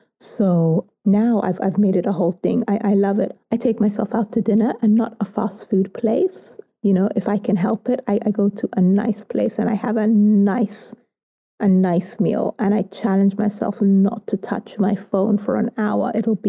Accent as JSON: {"language": "English", "country": "United Kingdom", "said": "I love to tell people that I'm British with Soto DNA"}